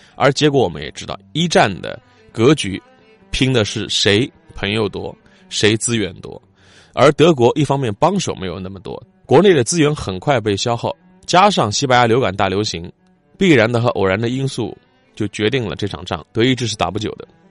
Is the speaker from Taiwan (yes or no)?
no; China; 我们中国人